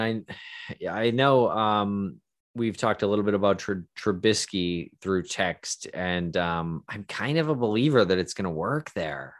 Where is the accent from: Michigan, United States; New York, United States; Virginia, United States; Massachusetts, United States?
Massachusetts, United States; Boston; growing up in Boston